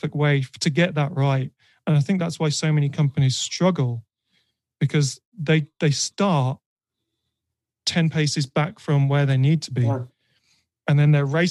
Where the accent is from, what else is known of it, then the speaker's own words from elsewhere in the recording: United Kingdom; I'm British